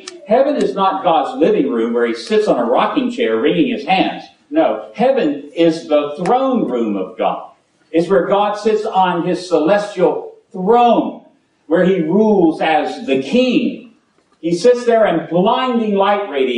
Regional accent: Virginia, United States; now in Alabama, United States; I come from Virginia

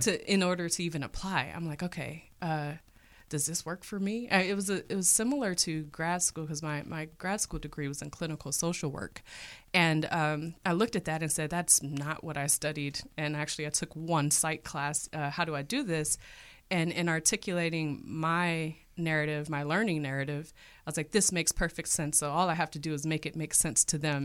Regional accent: Cleveland, Ohio, United States; was born and raised in Cleveland, Ohio

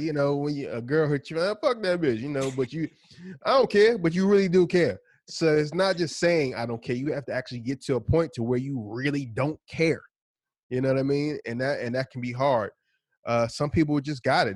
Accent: New Jersey, United States; also born or lived in Philadelphia; I'm from New Jersey

